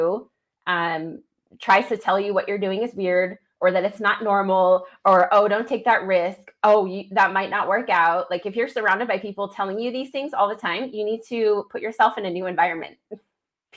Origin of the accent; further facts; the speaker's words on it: Idaho Falls, Idaho, United States; my hometown of Idaho Falls